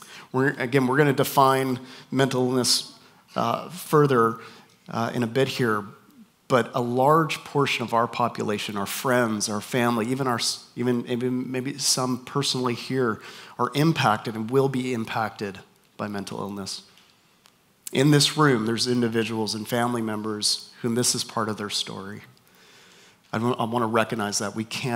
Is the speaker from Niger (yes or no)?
no; Canada; also born or lived in North Carolina / Minnesota / Texas; now in Southern California, United States; We moved up to Canada, where I'm from. So if you hear my accent and you're wondering where is this guy from, my accent is just confused. Spent time in North Carolina, in Minnesota, here, and back in Canada. Now we're in Southern California